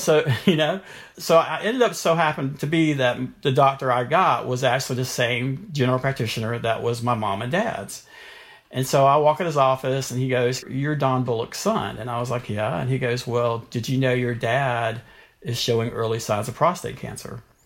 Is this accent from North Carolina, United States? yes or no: yes; North Carolina, United States; I grew up in North Carolina